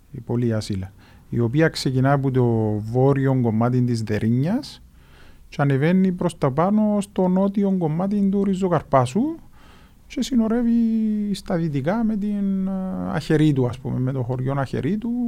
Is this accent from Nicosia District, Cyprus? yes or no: yes; Nicosia, Nicosia District, Cyprus; Μεγάλωσα, ε, μεγάλωσα στη Λευκοσία, δεν έχω τον τη σύνδεση την ε, δυνατή που νιώθεις εσύ, δεν το νιώθω.